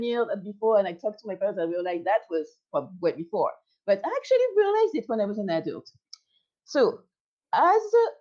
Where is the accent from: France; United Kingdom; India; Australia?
France; I'm French